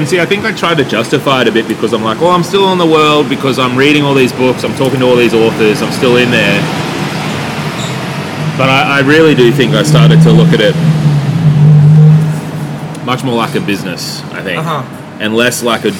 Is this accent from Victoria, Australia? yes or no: yes; Yarram, Victoria, Australia; born or raised there